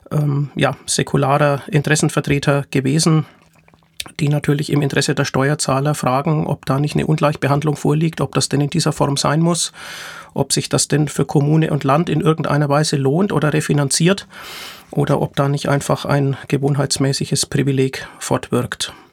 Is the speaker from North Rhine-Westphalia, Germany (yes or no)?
no; Nuremberg, Bavaria, Germany; der von 7. bis 11. Juni 2023 in meiner Heimatstadt Nürnberg stattgefunden hat